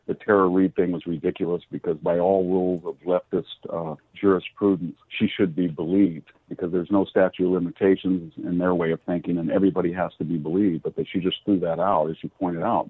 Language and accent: English; California, United States; as a Californian